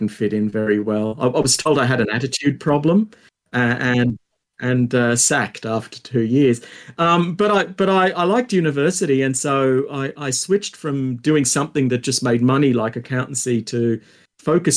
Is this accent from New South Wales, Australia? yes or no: yes; Sydney, New South Wales, Australia; I grew up in Ashfield, which is a it's a suburb of Sydney